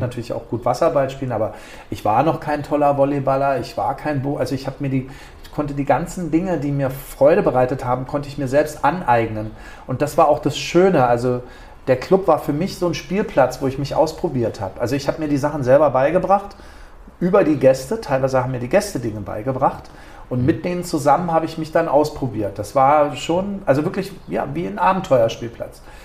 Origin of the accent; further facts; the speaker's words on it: Berlin, Germany; moved away as an adult; now in Ibiza, Spain; ich kam aus Berlin oder bin Berliner